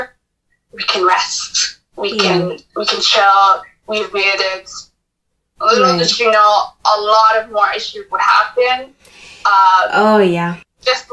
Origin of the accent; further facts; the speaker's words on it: Toronto, Ontario, Canada; I was born in Canada, Toronto. In fact, I was born in Etobicoke